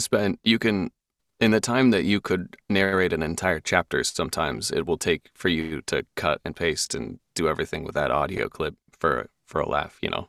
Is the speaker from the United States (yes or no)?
yes; Seattle, Washington, United States; also born or lived in London; I'm from Seattle